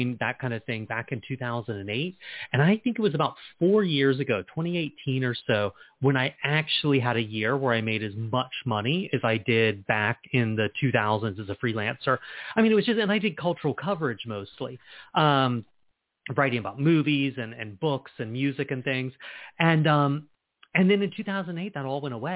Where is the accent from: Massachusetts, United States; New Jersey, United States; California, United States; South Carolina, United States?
South Carolina, United States; Charleston; I'm from Charleston. And when I was growing up, our one independent bookstore was Chapter 2 downtown